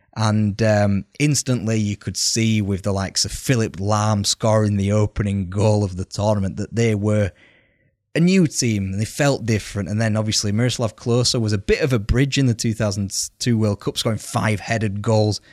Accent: United Kingdom

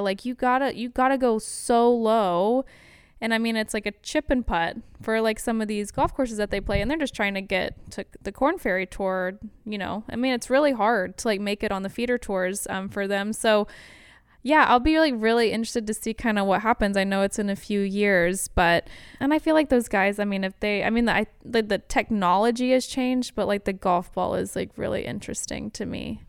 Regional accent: The Woodlands, Texas, United States; also born or lived in Alabama; I was born and raised in the Woodlands

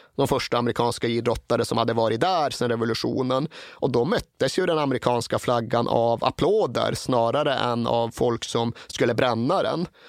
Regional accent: Sweden

